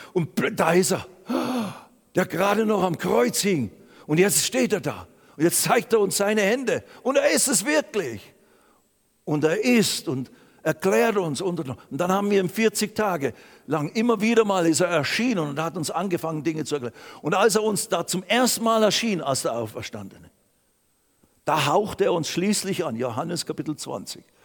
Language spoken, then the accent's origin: German; Basel, Basel-Stadt, Switzerland; also born or lived in Lausanne / Riehen; heim nach Basel, da ist ja meine Heimat